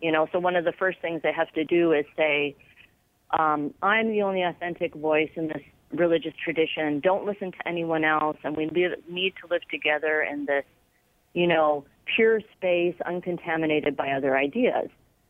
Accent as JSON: {"language": "English", "country": "Canada", "said": "There are, many Muslims who are culturally Canadian. I'm culturally a Canadian. I'm a Western person. My religion is as a Muslim."}